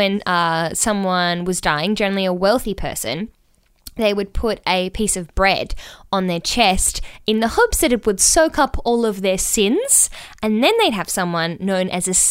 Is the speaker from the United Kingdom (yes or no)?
no; Australia; we're Australian